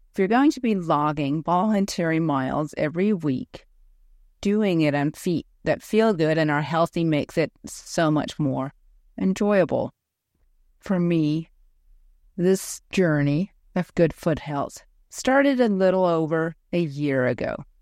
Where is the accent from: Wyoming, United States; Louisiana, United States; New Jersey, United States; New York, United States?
Wyoming, United States; Ten Sleep; I host epic chi running retreats for women in my hometown of Tensleet, Wyoming